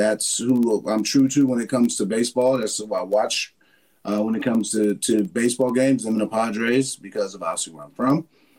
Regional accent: San Diego, California, United States; moved away as an adult; also born or lived in Baltimore; I'm from San Diego

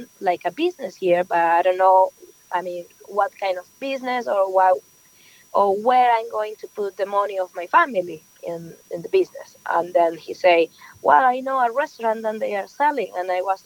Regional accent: Venezuela; English is a second language; moved away as an adult; now in New York, United States; I'm just from Venezuela. Yes, I born and raised over there. I just moved to New York like 7 years ago

